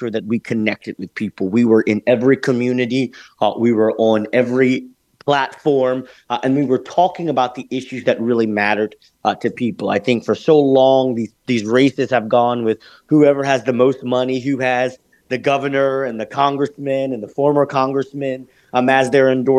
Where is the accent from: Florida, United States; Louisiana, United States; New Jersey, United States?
Louisiana, United States; Lake Charles; I was born and raised in Lake Charles, Louisiana, which is on the western side of the state.